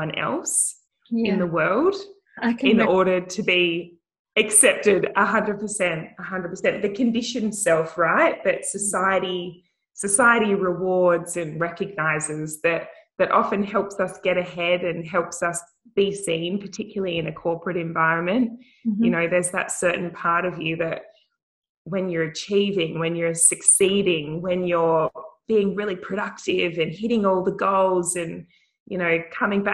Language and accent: English; Wickham, Western Australia, Australia; I grew up in a tiny little country town in the Pilbara called Wickham